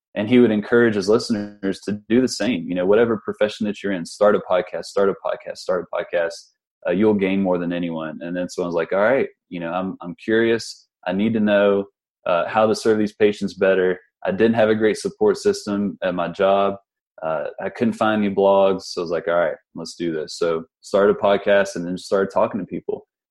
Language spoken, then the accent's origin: English; Huntington, West Virginia, United States; I'm from West Virginia. I'm from the uh, from Huntington, West Virginia.